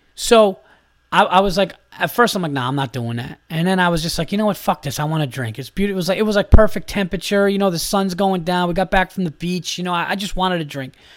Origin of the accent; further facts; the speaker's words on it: New York, United States; I am from New York